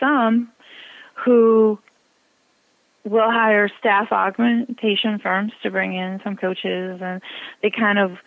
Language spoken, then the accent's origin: English; Midwest, United States; I'm from the Midwest, so guys is male and female